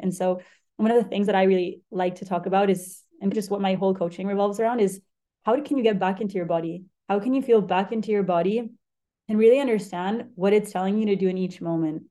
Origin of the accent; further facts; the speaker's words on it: Argentina; moved away; also born or lived in Spain; I'm from Spain. I grew up in Argentina